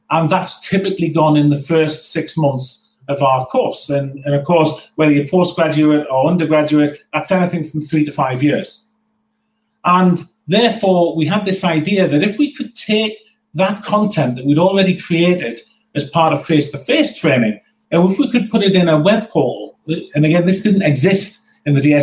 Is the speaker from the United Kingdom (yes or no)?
yes; North East England, United Kingdom; as a Northerner